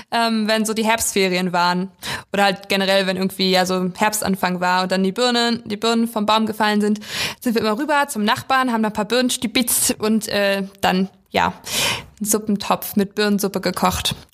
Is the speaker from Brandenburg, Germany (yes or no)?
yes; Weisen, Brandenburg, Germany; now in Schwerin, Germany; Also ich komme aus Weisen, das ist äh, ein 1000 Einwohner Dorf in, in der Prignitz